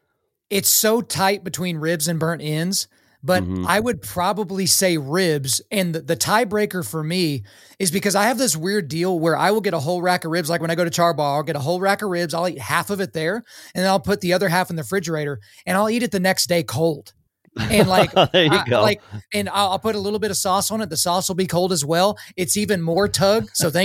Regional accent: Oklahoma, United States; moved away as an adult; also born or lived in New York City; I swear I grew up in Oklahoma

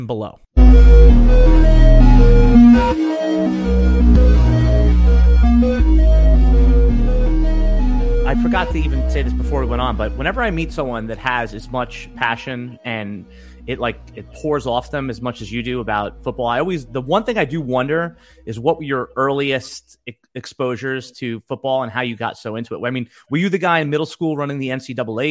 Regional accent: Northeast, United States; we grew up in the Northeast

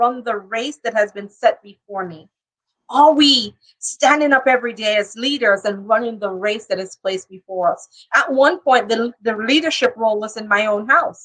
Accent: Jamaica; also born or lived in New York; now in Florida, United States; I'm Jamaican, and so it started with me being home in my family business

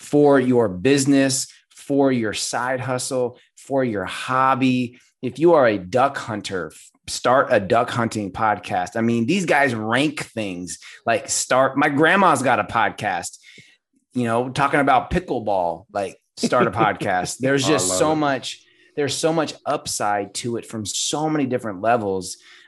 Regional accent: California, United States; I'm born and bred Californian.

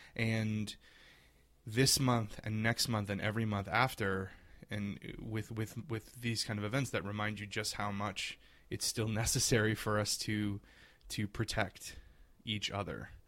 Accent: South Louisiana, United States; I grew up a, a little queer boy in South Louisiana.

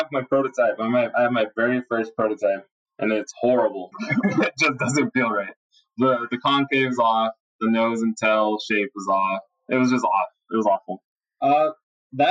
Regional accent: Las Vegas, Nevada, United States; We grew up skating in Vegas.

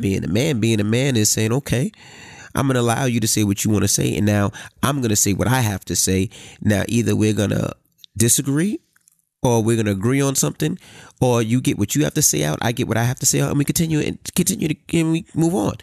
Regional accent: New York City, New York, United States; I grew up in Queens

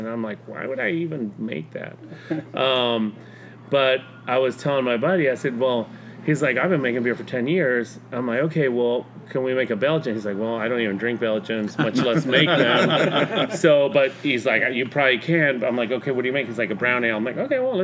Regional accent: Mexico; moved away as an adult; I grew up in Mexico. I went to high school in Mexico, middle school, elementary school in Mexico

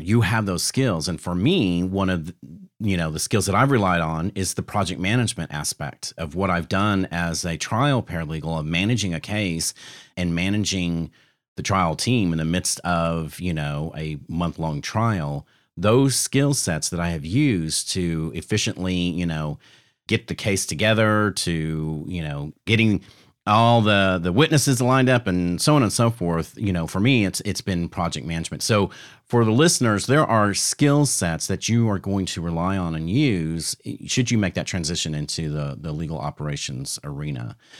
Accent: the South, United States; I'm from the South

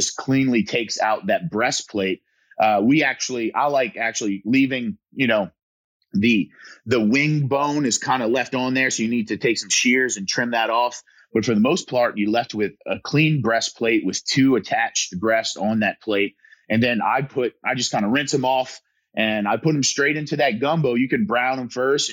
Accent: south Louisiana, United States; my hometown

